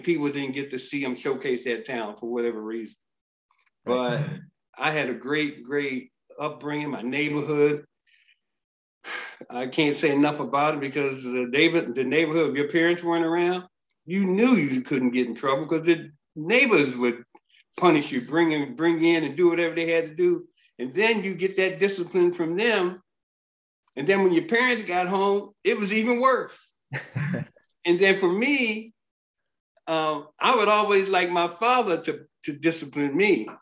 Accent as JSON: {"language": "English", "town": "Frederick", "region": "Maryland", "country": "United States", "tie": "born or raised there", "also_born_or_lived": "Miami", "moved": "as an adult", "lives_now": "Minnesota, United States", "said": "I grew up in a small town. At the time, it was a small town, Frederick, Maryland, very wonderful town."}